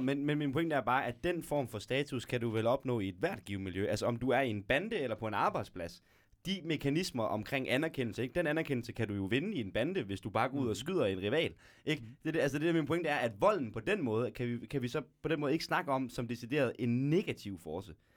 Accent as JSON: {"language": "Danish", "town": "Aarhus", "region": "Central Denmark Region", "country": "Denmark", "tie": "born or raised there", "moved": "as an adult", "lives_now": "Gellerup, Denmark", "said": "det villakvarter, jeg voksede op i Viby"}